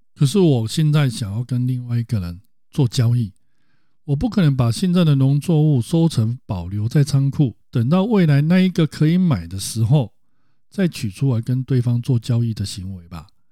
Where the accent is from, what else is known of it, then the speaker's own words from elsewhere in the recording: Taiwan; 我们台湾人家长在教育小孩的时候